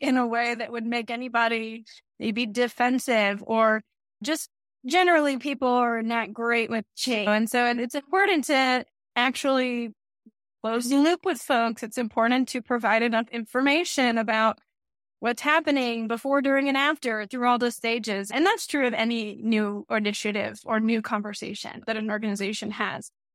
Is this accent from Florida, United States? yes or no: no; Texas, United States; I'm from Texas, so there's also a lot of really great Mexican culture that's around